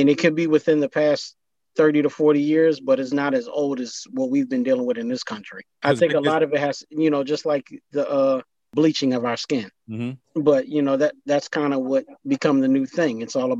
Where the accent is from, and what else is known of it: United States